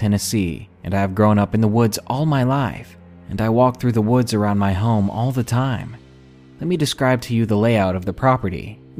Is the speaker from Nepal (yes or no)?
no; England, United Kingdom; I'm from England, and my US geography isn't great